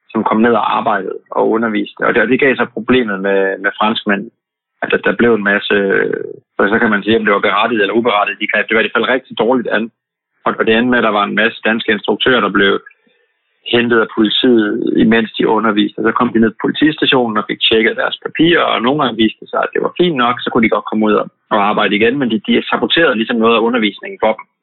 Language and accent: Danish; Denmark; Og når det er vores sommer hjemme i Danmark